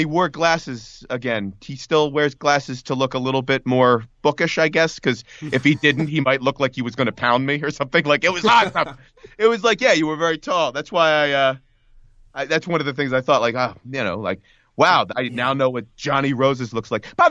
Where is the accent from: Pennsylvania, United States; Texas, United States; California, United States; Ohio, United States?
Pennsylvania, United States; Philadelphia; That's right. Philadelphia. Yeah, I'm from Philadelphia